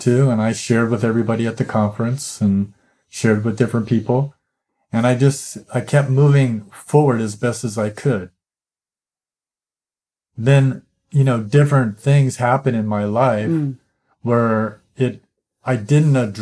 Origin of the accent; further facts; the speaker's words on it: United States; growing up as an American